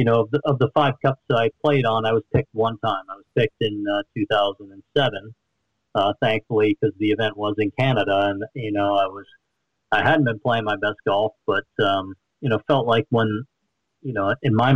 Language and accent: English; East Coast, United States; also born or lived in West; going to BYU, growing up on the East Coast, but then going to BYU and spending a lot of time in the West